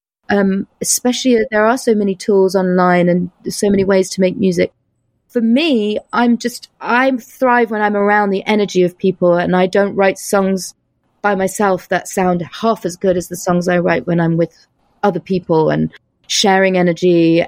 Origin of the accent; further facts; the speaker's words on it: United States; born there; now in New York, United States; And I was born in the States. So I have dual nationality.